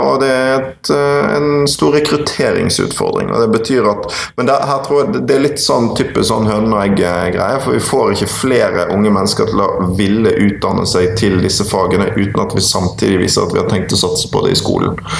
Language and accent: Norwegian; Bergen, Vestland, Norway; Og så er jeg jo fra Bergen, en utrolig vakker by. Eh, og så hadde jeg skolegangen min på Møhlenpris skole og på det nå nedlagte Bergen Handelsgym, BHG.